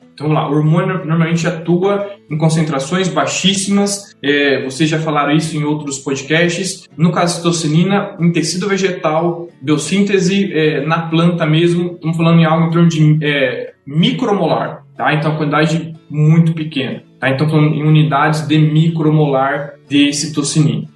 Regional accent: Tabatinga, São Paulo, Brazil; moved away as an adult; also born or lived in Jaboticabal; now in Marília, Brazil; sou de Tabatinga, uma pequena cidade no interior de São Paulo

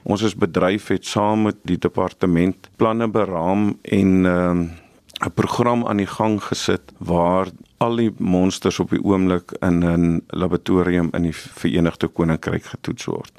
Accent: South Africa; Ons as Suid-Afrikaners

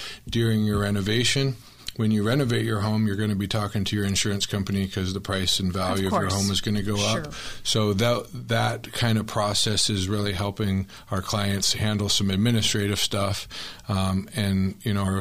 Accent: Tempe, Arizona, United States; I was born and raised in Tempe

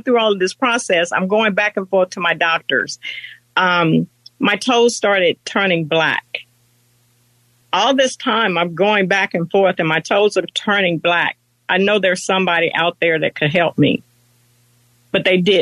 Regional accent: the South, United States; moved away as an adult; now in Maryland, United States; I'm from the South

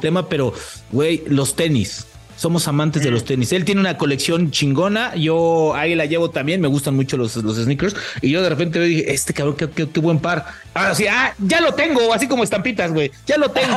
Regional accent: Mexico; como mexicano

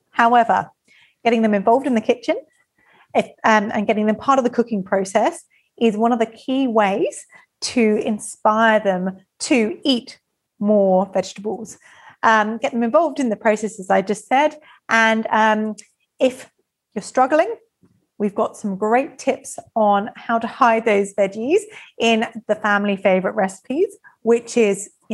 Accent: England, United Kingdom; I'm English

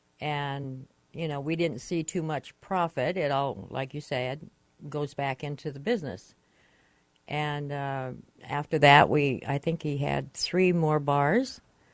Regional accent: Michigan, United States; moved away as an adult; now in California, United States; we came down here from Michigan

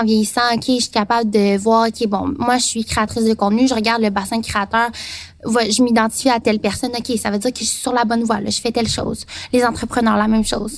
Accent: near Trois-Rivières, Quebec, Canada; also born or lived in Taiwan / Saint-Jean-sur-Richelieu; mais pas Trois-Rivières, dans un petit village

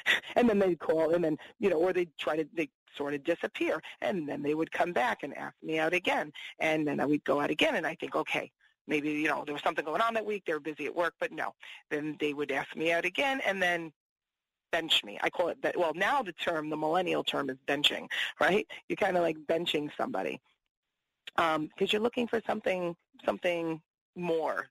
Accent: East Coast, United States; I'm from the East Coast

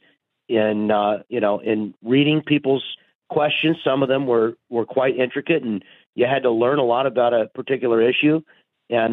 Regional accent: Kansas, United States; moved away as an adult; also born or lived in Washington, D.C.; now in Vista, United States; I grew up in Kansas

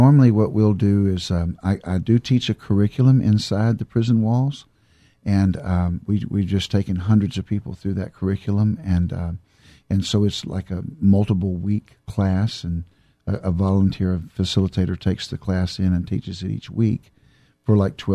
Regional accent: Houston, Texas, United States; I grew up in southeast Houston, Texas, right there in Sunnyside area around Hobby Airport

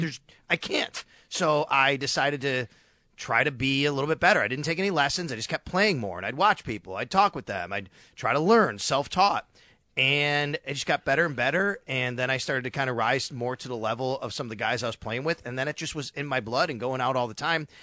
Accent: Buffalo, New York, United States; moved away as an adult; also born or lived in Syracuse / Florida; growing up in Buffalo

